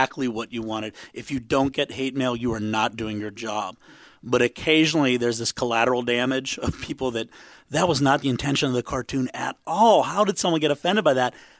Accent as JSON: {"language": "English", "town": "Pittsburgh", "region": "Pennsylvania", "country": "United States", "tie": "born or raised there", "said": "I can't get any work in my hometown"}